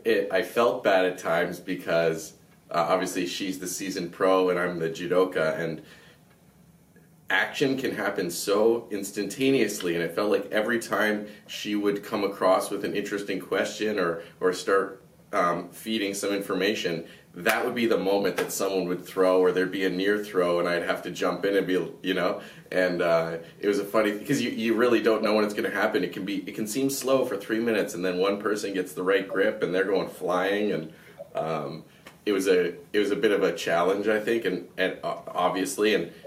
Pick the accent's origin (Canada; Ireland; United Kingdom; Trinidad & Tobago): Canada; he medaled in it as a Canadian is a big point of pride for us.